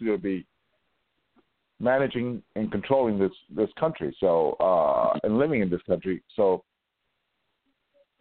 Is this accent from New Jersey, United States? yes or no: no; New York City, New York, United States; I was born and raised in New York City, and where I grew up on the Upper West Side